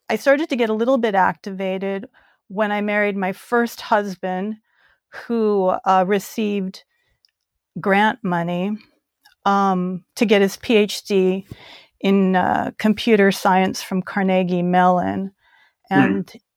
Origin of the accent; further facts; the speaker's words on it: South Korea; also born or lived in Guam; just growing up in Korea, in post war Korea, growing up in Guam, you know